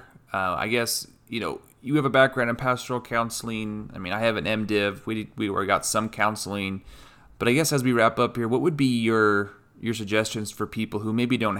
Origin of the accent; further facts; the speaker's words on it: Moab, Utah, United States; moved away; our childhood with Dad and communion when we grew up in Moab